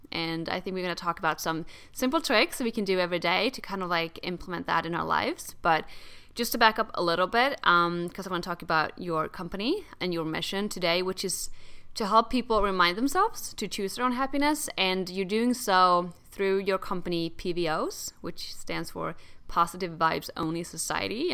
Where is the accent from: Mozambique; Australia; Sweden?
Sweden; also born or lived in New York; now in United States; I grew up in Sweden and lived in New York for three years